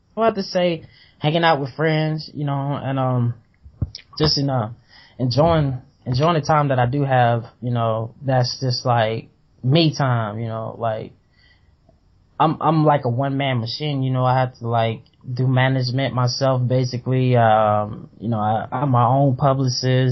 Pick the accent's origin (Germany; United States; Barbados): United States; the South; I was growing up in the South